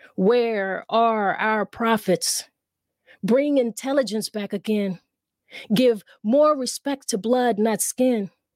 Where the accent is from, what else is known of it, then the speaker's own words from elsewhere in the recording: South Carolina, United States; I'm from the South. We're from the South. We're from South Carolina